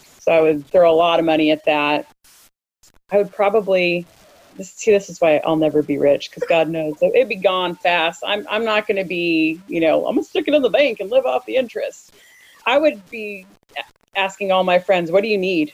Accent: United States; moved away as an adult; also born or lived in Italy; Born and raised in America, used to the things that I have easy access

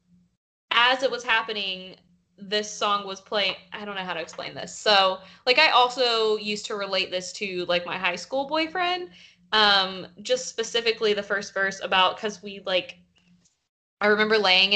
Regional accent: the South, United States; growing up in the South in, like, 2008, 2009

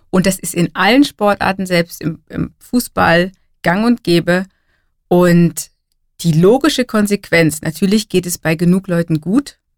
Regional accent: Germany; bei uns in Deutschland

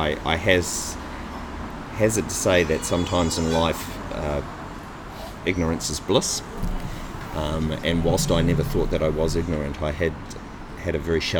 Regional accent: New Zealand; Obviously, I was born in New Zealand, and my lifetime, initially, I was the fourth child, the last child.

